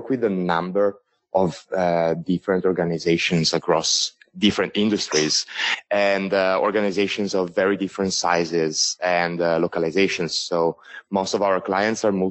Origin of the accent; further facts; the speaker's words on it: Italy; accent: strong Italian; English is a second language; moved away as an adult; now in Shanghai, China; I am Italian and not Chinese. And and my accent will also give it away a little bit. So I apologize in advance for this strong Italian accent.